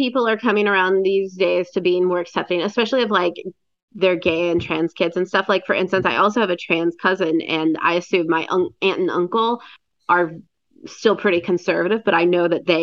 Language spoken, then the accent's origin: English; Cleveland, Ohio, United States; Cleveland, my hometown